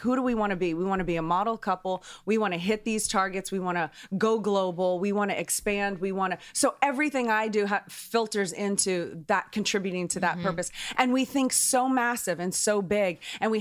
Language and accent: English; New Orleans, Louisiana, United States; I'm from New Orleans